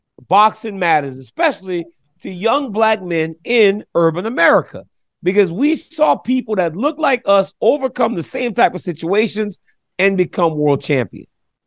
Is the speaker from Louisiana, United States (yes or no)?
yes; Lafayette, Louisiana, United States; we grew up in Lafayette, and mom house was a small house on Martha Street. Shotgun house on Martha Street.